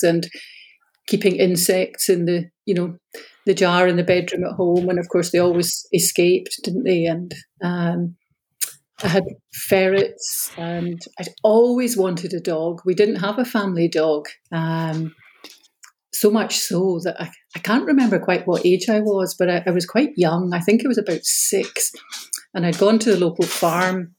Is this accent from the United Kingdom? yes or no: yes; Glasgow, Scotland, United Kingdom; also born or lived in Ayr / United States; I grew up in the south side of Glasgow. I was born and raised, I stayed in the same family home from the time I was born